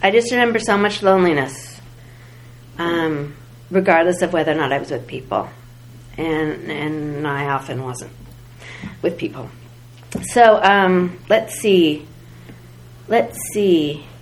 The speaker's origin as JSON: {"language": "English", "area": "the Bay Area", "region": "California", "country": "United States", "tie": "born or raised there", "said": "I grew up in the Bay Area"}